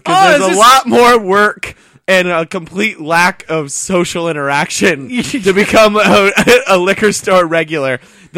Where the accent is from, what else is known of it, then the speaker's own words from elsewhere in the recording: Indiana, United States; I'm from Indiana.